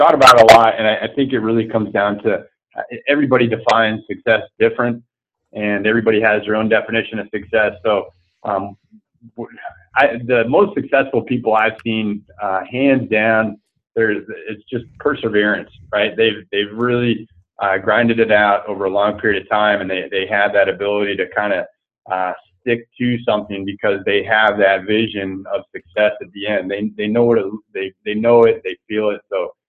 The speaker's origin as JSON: {"language": "English", "region": "East Coast", "country": "United States", "tie": "born or raised there", "said": "I grew up on the East Coast, and I don't hold a candle to some of the guys that I surf with that grew up surfing."}